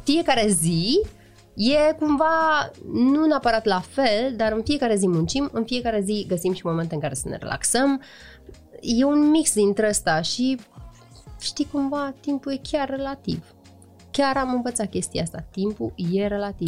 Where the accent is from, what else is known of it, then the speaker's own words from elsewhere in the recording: Iași, Iași County, Romania; faptul că sunt moldoveancă